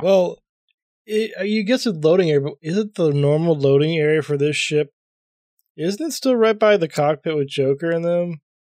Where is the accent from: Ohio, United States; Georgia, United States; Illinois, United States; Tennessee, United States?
Ohio, United States; Columbus; I'm from Columbus